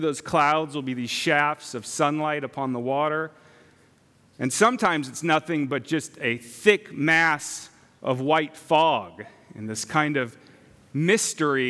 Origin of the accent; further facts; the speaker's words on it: San Clemente, California, United States; also born or lived in Rancho Palos Verdes, California; I was born in San Clemente, California, a little beach town down the very southern tip of Orange County